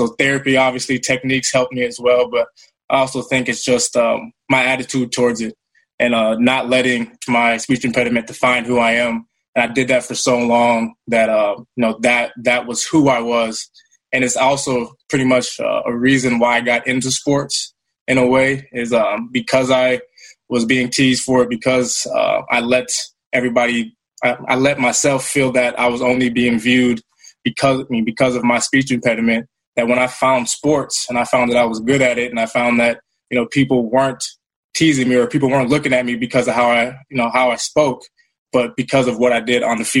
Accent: Minnesota, United States; to be in my home state and be close to family

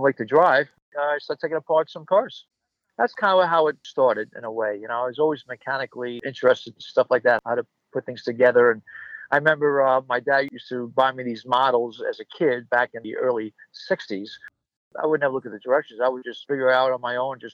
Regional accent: New York City, New York, United States; now in Valley Stream, United States; I was born and raised in the Bronx, and I moved to Long Island in 1959

